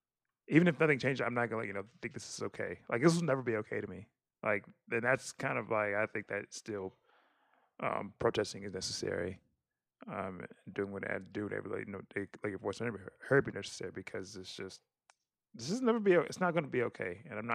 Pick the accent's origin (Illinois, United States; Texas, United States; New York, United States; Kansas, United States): Texas, United States; And I also want to make sure that we didn't like taper the list because I was raised in the Third Coast.